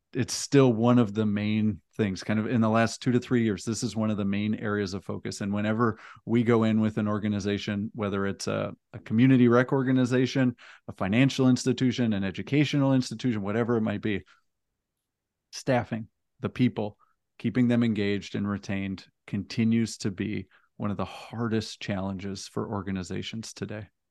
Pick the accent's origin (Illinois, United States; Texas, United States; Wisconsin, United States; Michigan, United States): Texas, United States; we're in my home state of Texas